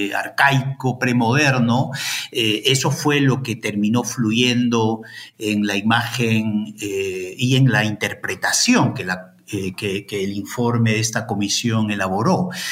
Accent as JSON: {"language": "Spanish", "region": "Ayacucho", "country": "Peru", "also_born_or_lived": "Madison, Wisconsin, United States", "moved": "as an adult", "lives_now": "Santiago, Chile", "said": "yo soy de Ayacucho"}